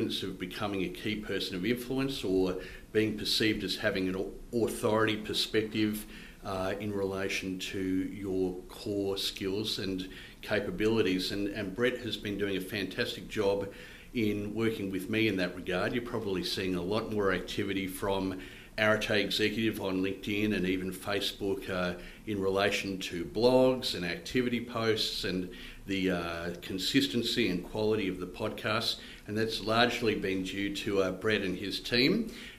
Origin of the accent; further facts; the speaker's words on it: Queensland, Australia; also born or lived in Edmonton, Canada / United States / Sydney, Australia / Scotland; Did primary schooling in Sydney, had a year in Scotland. Then my dad got his job as the head of the pharmacy department at the University of Queensland. So we came here and I did my high schooling here